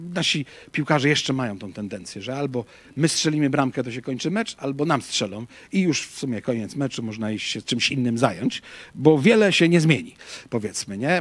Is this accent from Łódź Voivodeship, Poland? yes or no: yes; Łódź, Łódź Voivodeship, Poland; ja z Łodzi pochodzę